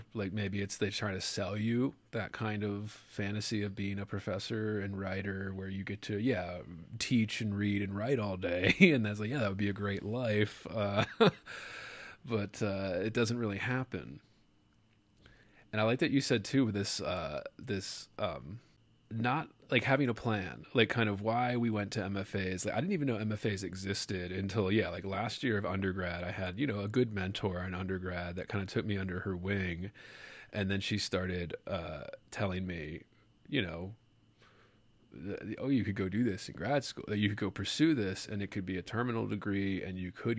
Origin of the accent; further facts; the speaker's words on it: Baltimore, Maryland, United States; I grew up in there on that area. I grew up in Maryland, Baltimore, Maryland